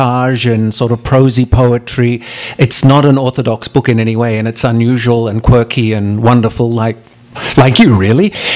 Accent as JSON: {"language": "English", "country": "Australia", "moved": "yes", "lives_now": "United States", "said": "it's great to be here as an Australian"}